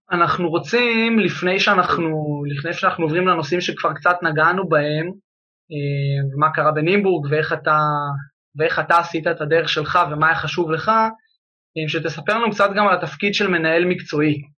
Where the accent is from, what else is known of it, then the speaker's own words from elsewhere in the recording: Upper Galilee, Northern District, Israel; moved away; also born or lived in Jezreel Valley; אני מהגליל העליון